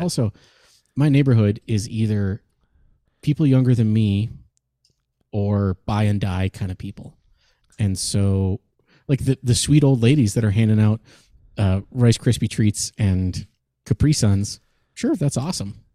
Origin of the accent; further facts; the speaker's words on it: Michigan, United States; moved away; my hometown back in Michigan